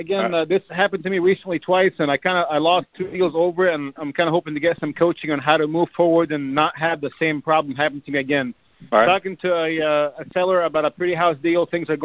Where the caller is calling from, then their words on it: Indiana, United States; from Indiana.